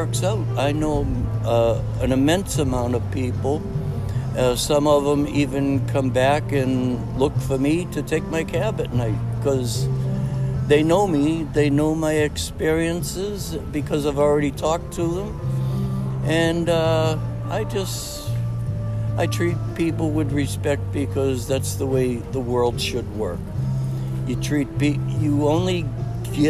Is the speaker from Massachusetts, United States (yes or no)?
yes; Cambridge, Massachusetts, United States; I come from Cambridge. It's a very historical, it's very diverse area